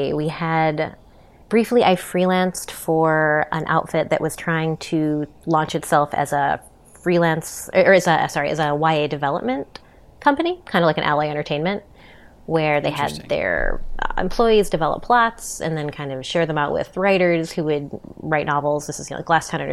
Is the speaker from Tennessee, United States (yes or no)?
no; Chicago, Illinois, United States; moved away as an adult; now in New York, United States; as a Chicagoan